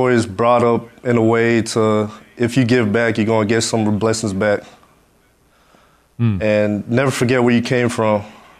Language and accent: English; Miami, Florida, United States; moved away; I went back to my hometown in Miami. It just gave back to this to the school, my academy, North Islam Academy. I grew up there